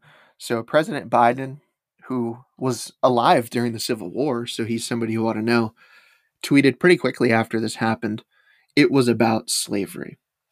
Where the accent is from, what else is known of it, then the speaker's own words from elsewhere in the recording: the South, United States; Yes, I know it was about slavery. I'm from the South. Of course I know it's about slavery, end quote.